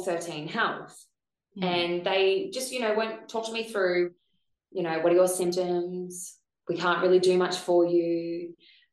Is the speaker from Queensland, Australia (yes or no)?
yes; Gold Coast, Queensland, Australia; I'm from the Gold Coast